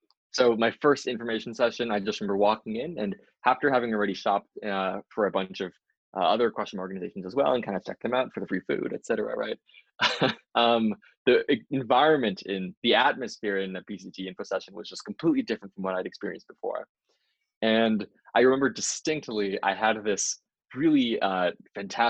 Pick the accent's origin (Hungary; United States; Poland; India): United States; Los Angeles, California; moved away as an adult; now in Boston, United States; I'm originally from Los Angeles, California, and I came out to Boston U in 2017